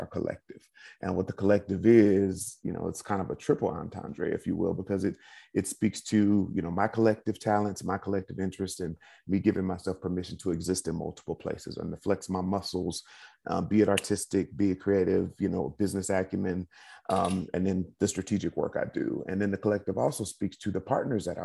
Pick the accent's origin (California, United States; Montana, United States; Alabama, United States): California, United States; Inglewood; my dad's in the entertainment industry, you know, two hardworking parents, Inglewood, California